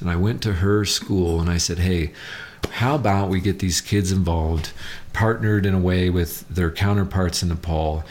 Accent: Southern California, United States; also born or lived in Kalamazoo, Michigan; I grew up in Southern California in a gang

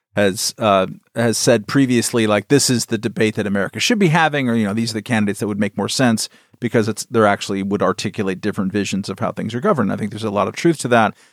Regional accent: California, United States; I'm from California

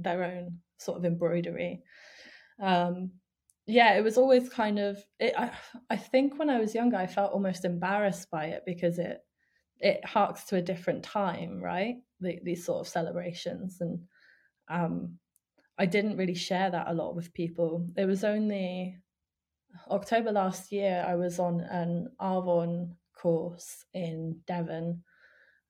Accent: Spain; moved away; also born or lived in Ukraine / United Kingdom; I grew up in Spain. I lived there for 10 years

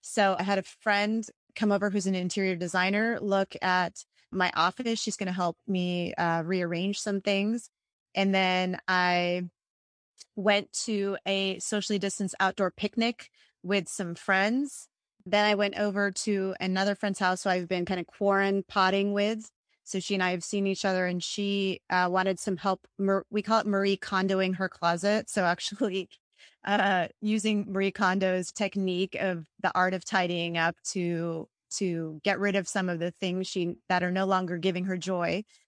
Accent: India; Actually, I was born in India. My family was Christian and is Christian. And so 2% of India is Christian

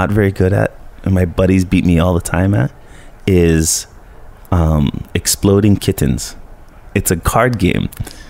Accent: Colorado, United States; now in Honokaa, United States; because we grew up in Colorado, basically, you know, from 5 to 10 is your younger exploration.

